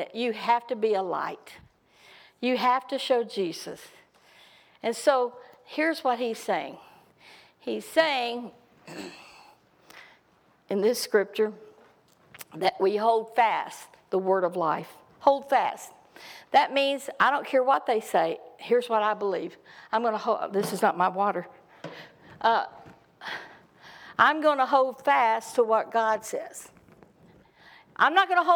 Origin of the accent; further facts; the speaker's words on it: Texas, United States; I'm from Texas